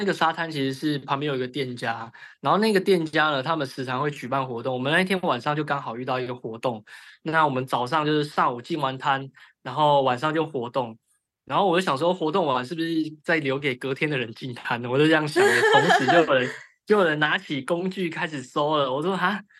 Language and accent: Chinese; southern Taiwan, Taiwan; 对，我是南部人